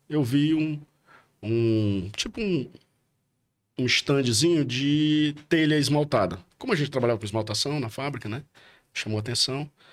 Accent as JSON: {"language": "Portuguese", "town": "Porto Alegre", "region": "Rio Grande do Sul", "country": "Brazil", "tie": "born or raised there", "moved": "yes", "said": "eu nasci em Porto Alegre, minha mãe era gaúcha, nasci em Porto Alegre"}